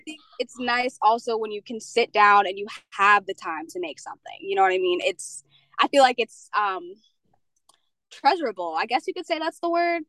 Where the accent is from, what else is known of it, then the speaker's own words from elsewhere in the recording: Pennsylvania, United States; moved away as an adult; also born or lived in Jamaica; now in Alaska, United States; I am originally from Jamaica, but I grew up in Pennsylvania.